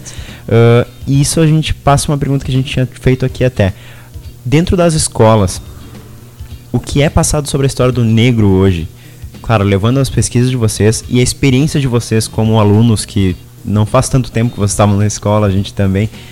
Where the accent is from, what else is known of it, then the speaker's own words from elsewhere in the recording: Fronteira Oeste, Rio Grande do Sul, Brazil; Eu sou da Fronteira Oeste